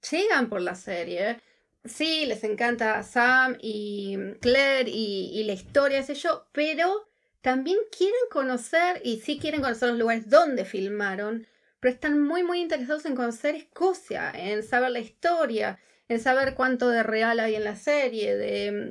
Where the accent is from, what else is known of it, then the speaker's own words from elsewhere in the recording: Argentina; moved away as an adult; now in Scotland, United Kingdom; una vez viajando por la Patagonia Argentina, que yo soy de, Argentina